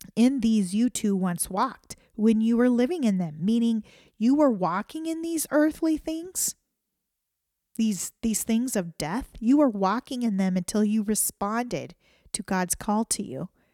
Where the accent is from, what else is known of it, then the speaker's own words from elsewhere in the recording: United States; as an American citizen